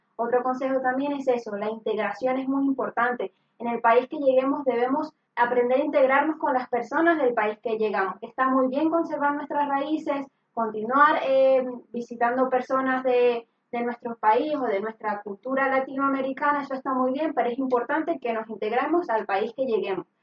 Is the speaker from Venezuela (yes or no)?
yes; Venezuela; moved away as an adult; now in Spain; yo soy venezolana